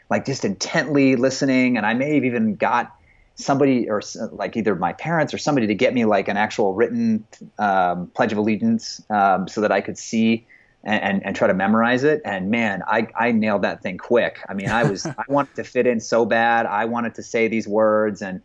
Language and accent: English; Phoenix, Arizona, United States; also born or lived in Toronto, Canada / Vancouver, Canada / Scottsdale, Arizona; I pretty much grew up here most of my formative years, and where most of my faith-based adolescence and development and sort of, you know, what ended up sort of developing into a complete ideology and belief system sort of formed while I was here growing up in the Phoenix area.